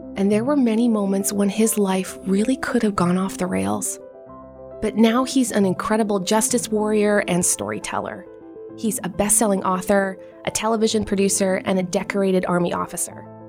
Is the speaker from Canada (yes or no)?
yes; Canada; now in United States; as a Canadian